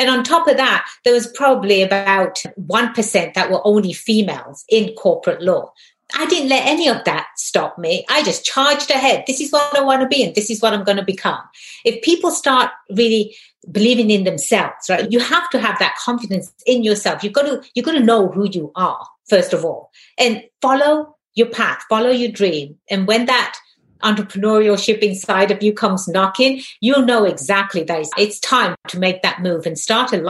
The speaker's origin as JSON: {"language": "English", "region": "England", "country": "United Kingdom", "said": "In England, I'm Indian, but my ethnicity is Indian. My nationality is English. Right? I am a British person. In England, we don't say I'm an Indian English."}